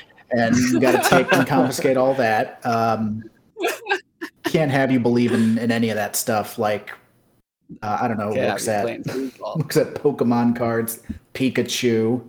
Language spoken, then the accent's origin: English; Midwest, United States; as a nerd growing up in the Midwest